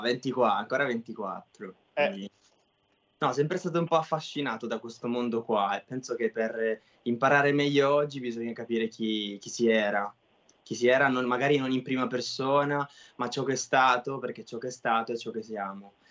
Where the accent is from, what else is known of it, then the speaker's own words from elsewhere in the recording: Sicily, Italy; sono siciliano